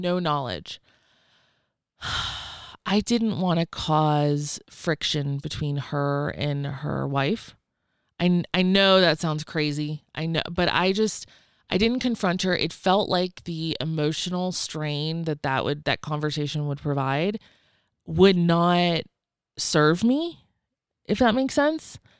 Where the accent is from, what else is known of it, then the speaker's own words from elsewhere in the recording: Georgia, United States; also born or lived in Atlanta, Georgia; I'm from Georgia. I lived in Atlanta when I shared that story, but I'm actually from a tiny, tiny town of six hundred